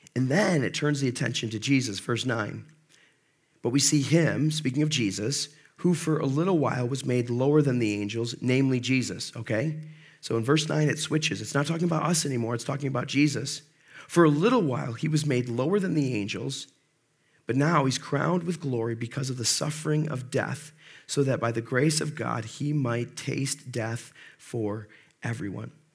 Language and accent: English; Monroe, United States; I grew up in Monroe